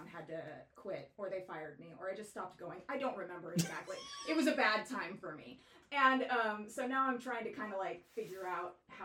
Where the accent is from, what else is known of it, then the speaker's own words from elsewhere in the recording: Fremont, California, United States; moved away as an adult; also born or lived in Northern Colorado / Los Angeles / Livermore; Born in Fremont, raised in Fremont